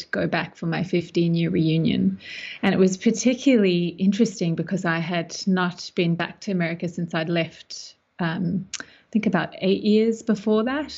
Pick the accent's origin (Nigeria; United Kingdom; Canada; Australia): Australia; also born or lived in South Africa / Melbourne, Australia / United States; now in Sydney, Australia; So I grew up between South Africa and Australia, and ended up at high school here in Sydney